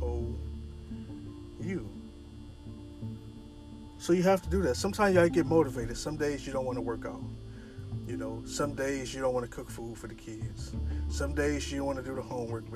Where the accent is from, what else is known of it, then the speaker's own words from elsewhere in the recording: Toledo, Ohio, United States; moved away; back in my hometown, I'm from Toledo, Ohio